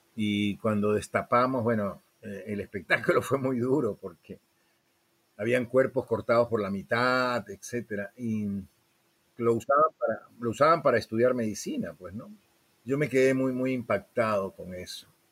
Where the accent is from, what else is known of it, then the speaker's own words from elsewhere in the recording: Lima, Peru; moved away as an adult; also born or lived in Venezuela / Miami, United States; de Lima, Perú.